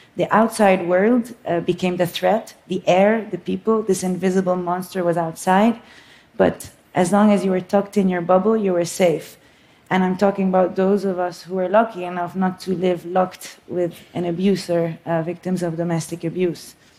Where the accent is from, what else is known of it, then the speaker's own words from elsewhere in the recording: Beirut, Beirut Governorate, Lebanon; moved away as an adult; also born or lived in New York; I was born in Beirut, Lebanon. It's uh, what I call my home country.